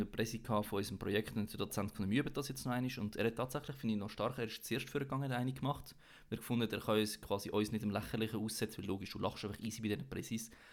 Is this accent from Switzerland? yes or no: yes; Switzerland; als Schweizer